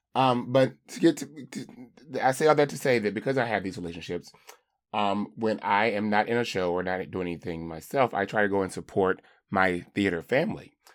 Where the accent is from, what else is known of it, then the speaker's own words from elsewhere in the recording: the South, United States; I grew up in the South or in a rural community